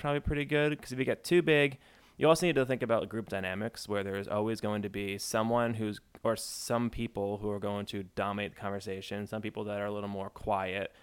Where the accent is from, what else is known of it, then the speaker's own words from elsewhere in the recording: New Jersey, United States; I'm from New Jersey